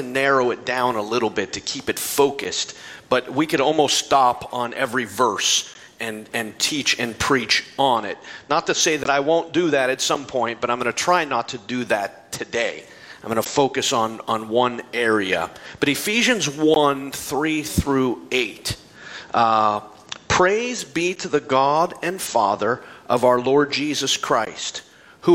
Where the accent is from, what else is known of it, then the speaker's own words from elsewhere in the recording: Hubbard, Ohio, United States; my hometown of Hubbard, Ohio